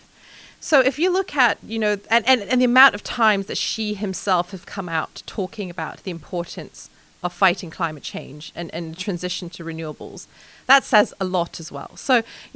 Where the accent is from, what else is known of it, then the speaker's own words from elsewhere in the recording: Hong Kong; moved away; also born or lived in mainland China; I'm 100% Chinese in upbringing and culture. I was born in Hong Kong. My family is in the manufacturing business in China since the 70s. We've spent over 20 years as a family living in mainland China.